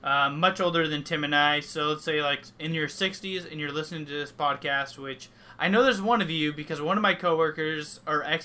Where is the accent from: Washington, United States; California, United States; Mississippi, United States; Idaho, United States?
Washington, United States; also born or lived in Alaska; since I was the age of 3 and a half, when I moved back to Washington State from Alaska with my mom